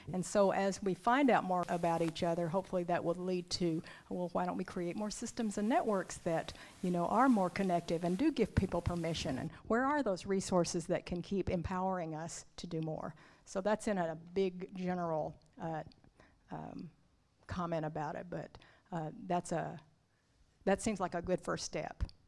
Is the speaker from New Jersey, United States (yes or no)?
no; Arkansas, United States; also born or lived in Oklahoma; grew up in Arkansas